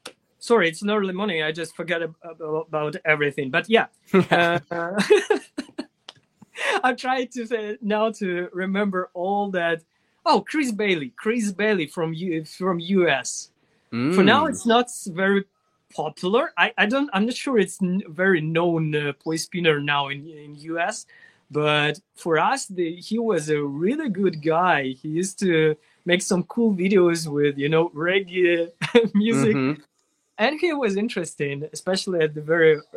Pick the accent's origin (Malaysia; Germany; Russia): Russia; English is a second language; also born or lived in Ukraine; in my hometown, I had no internet